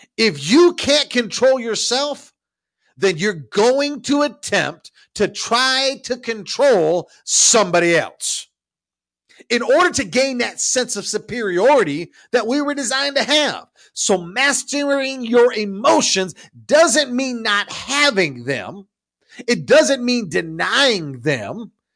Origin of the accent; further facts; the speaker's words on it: Ownedale, Michigan, United States; I grew up in a little town called Ownedale, Michigan